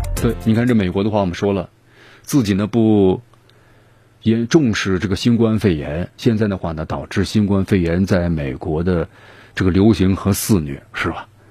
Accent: China; 作为中国人的话呢

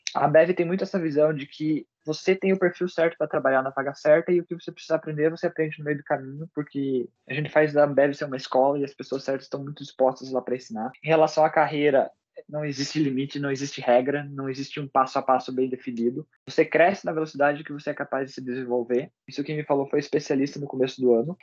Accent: Ponta Grossa, Paraná, Brazil; Como eu sou nascido de Ponta Grossa, criado aqui

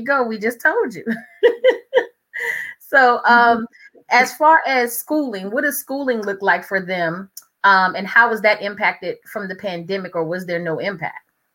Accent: New Orleans, Louisiana, United States; now in Prince George's County, United States; I grew up in New Orleans, Louisiana, that area

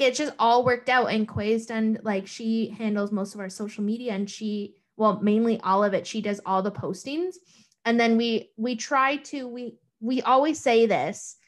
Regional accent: Thunder Bay, Ontario, Canada; moved away as an adult; now in Toronto, Canada; I'm from Thunder Bay

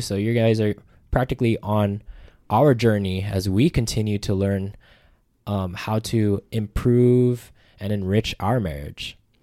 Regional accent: Las Vegas, Nevada, United States; also born or lived in Hawaii; I'm from Las Vegas, Nevada

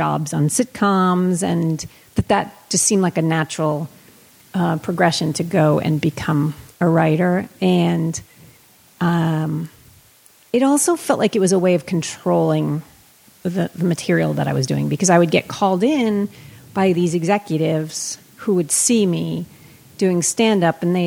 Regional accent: Somerset, Massachusetts, United States; moved away as an adult; also born or lived in Worcester, Massachusetts; now in Los Angeles, United States; I'm from Somerset

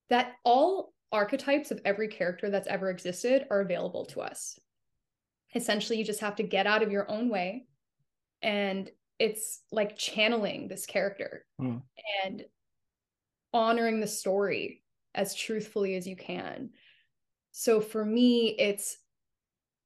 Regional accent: Canada; I'm a Canadian actress

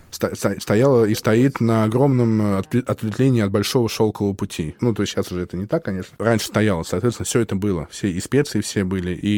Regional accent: Russia; я как бы как татарин совсем не татарин, понимаешь? То есть у, у меня во мне культура татарская очень мало, если быть честным. То есть я очень плохо говорю по-татарски, хотя я все понимаю как собака.

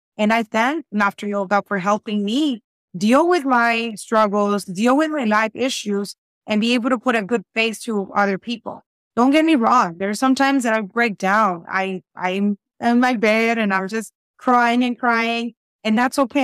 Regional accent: Reynosa, Tamaulipas, Mexico; English is a second language; also born or lived in South Texas, United States; now in Texas, United States; I am in South Texas, but I'm originally from Reynosa, Tamaulipas, Mexico

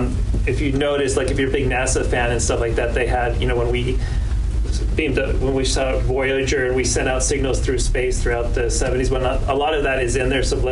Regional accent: New York, United States; But I'm from New York, so it's just a treat to come out here with all the filmmakers every year.

